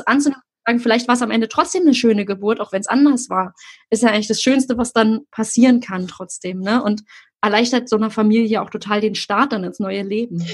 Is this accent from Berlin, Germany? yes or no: yes; Berlin, Germany; ich komme ja nun aus Berlin-Friedrichshain